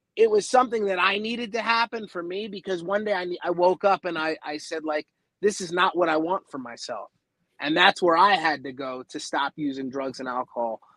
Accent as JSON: {"language": "English", "town": "Baltimore", "region": "Maryland", "country": "United States", "moved": "yes", "lives_now": "Los Angeles, United States", "said": "I'm originally from the Baltimore area"}